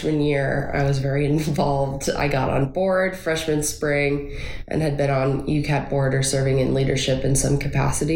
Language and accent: English; Minneapolis, Minnesota, United States; moved away as an adult; now in Nashville, United States; I'm originally from Minneapolis, Minnesota